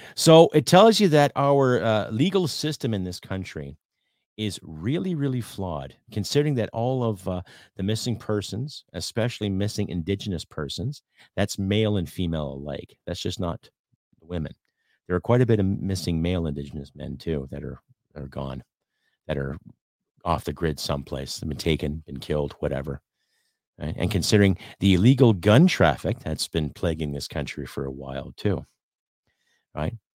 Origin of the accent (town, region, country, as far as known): Canada